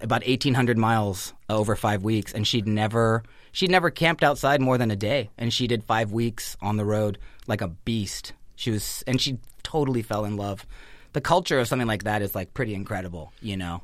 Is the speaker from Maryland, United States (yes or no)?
no; Northern California, United States; growing up in Northern California, you just have that opportunity to be outside a lot